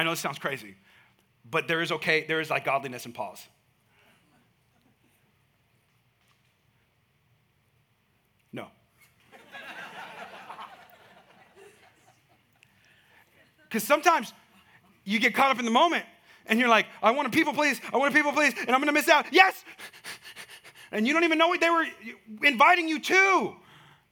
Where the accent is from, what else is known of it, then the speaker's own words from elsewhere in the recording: Bay Area, California, United States; now in Texas, United States; That's where I'm from.